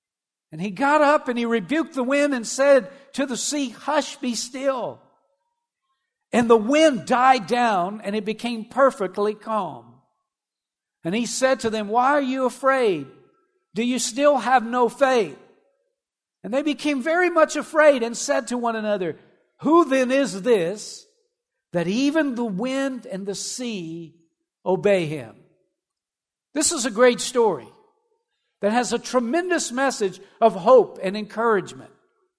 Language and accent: English; Louisiana, United States; growing up in South Louisiana, you got to go through storms because they come all the time, amen?